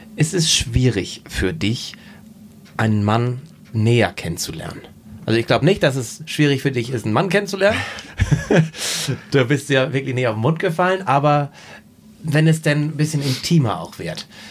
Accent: Husum, Schleswig-Holstein, Germany; bei uns in Husum in Nordfriesland

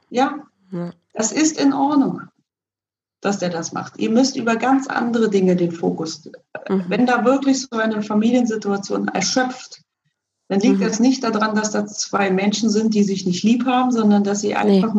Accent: Berlin, Germany; ich bin ja selber in, in Ostberlin groß geworden

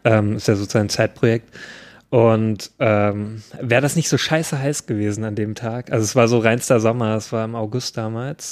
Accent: Thuringia, Germany; wo ich herkomme, aus dem schönen Thüringen

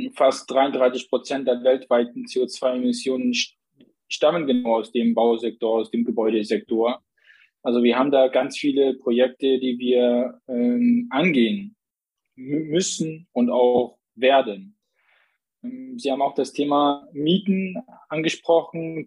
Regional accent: Plauen, Saxony, Germany; moved away as an adult; also born or lived in Zakho, Iraq; now in Dresden, Germany; bin geboren in Sacho im Nordirak, liegt an der türkischen Grenze. Aufgewachsen im schönen Plauen

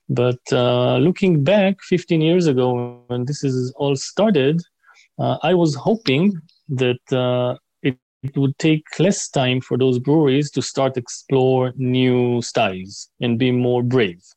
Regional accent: Israel; I am from Israel. I'm Israeli.

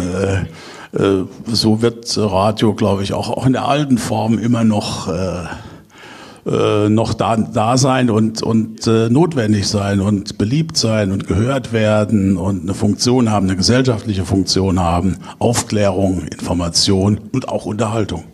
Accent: Kaiserslautern, Rhineland-Palatinate, Germany; Ich bin nämlich gebürtiger Kaiserslauterer

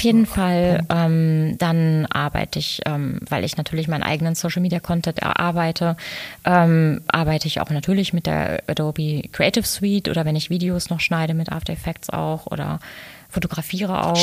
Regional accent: Dortmund, North Rhine-Westphalia, Germany; moved away as an adult; also born or lived in Lünen; now in Cologne, Germany; Ich bin ein, bin ein Pottmädel

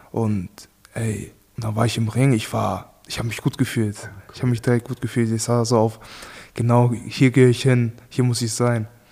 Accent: Hamburg, Germany; in der Gegend, wo ich aufgewachsen bin in Hamburg

